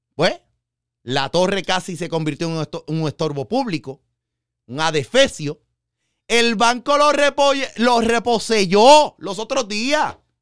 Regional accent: Puerto Rico; yo iba a ser el primer papa eh, católico puertorriqueño

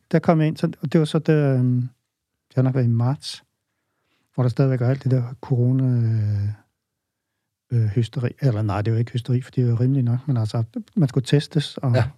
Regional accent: Holstebro, Central Denmark Region, Denmark; jeg stammer oprindeligt fra Vestjylland, øh, vokset op i Holstebro, nærmere bestemt i Tvis

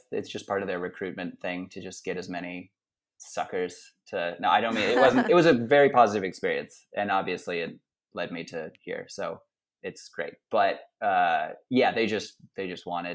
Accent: Lexington, Kentucky, United States; moved away as an adult; also born or lived in Princeton / China; now in New York City, United States; Kentucky. Lexington, Kentucky

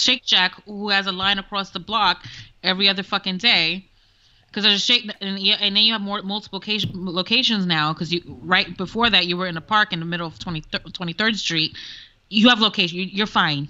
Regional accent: New York City, New York, United States; I'm from the South Bronx

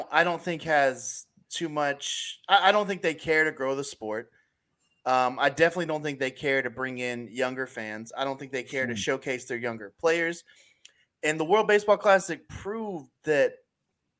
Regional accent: United States; as American baseball fans

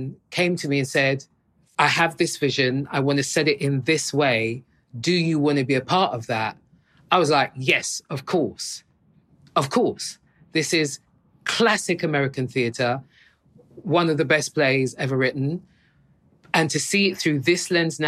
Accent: United Kingdom; as a Brit

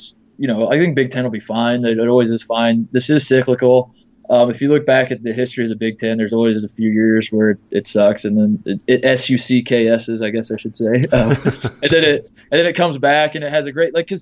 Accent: Indiana, United States; moved away; also born or lived in Ohio; I grew up in Indiana.

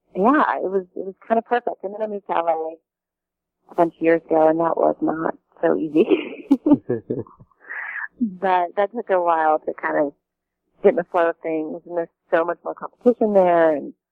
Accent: Kentucky, United States; moved away as an adult; also born or lived in Lexington, Kentucky; now in Los Angeles, United States; I was living in Kentucky. I grew up in Kentucky.

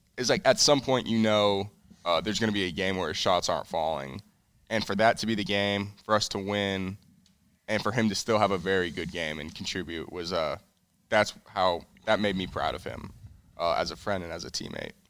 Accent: Colorado, United States; now in California, United States; I'm originally from Colorado. That's where I Well, that's where I grew up and went to high school, but I live in, uh, California now. That's where I was born

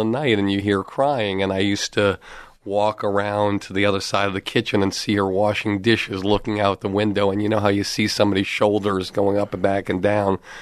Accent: Longmeadow, Massachusetts, United States; also born or lived in Boston; I grew up in Long Meadow, Massachusetts

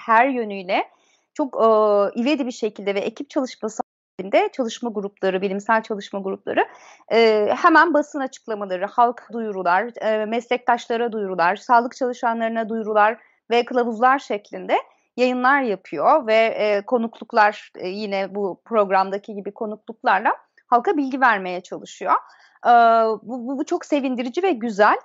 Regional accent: Beyşehir, Konya, Turkey; moved away; also born or lived in Akşehir; bir Akşehir'de doğum olduktan sonra büyüdüğüm yer e, Beyşehir'in Çavuşköy'ü.

